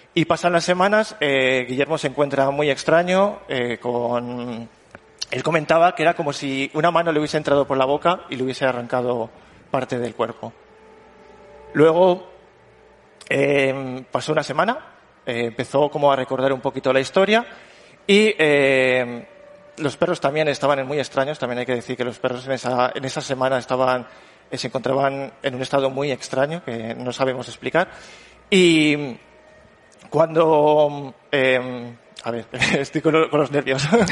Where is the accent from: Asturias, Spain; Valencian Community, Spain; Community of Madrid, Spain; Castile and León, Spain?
Castile and León, Spain; Morales de Toro; yo soy de Morales de Toro